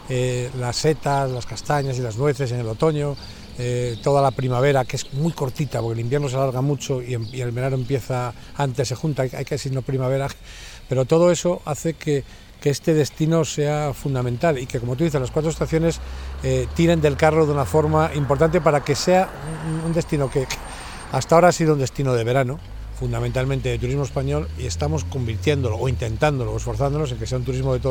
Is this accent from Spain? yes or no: yes; Sanabria, Castile and León, Spain; yo he adorado Sanabria desde niño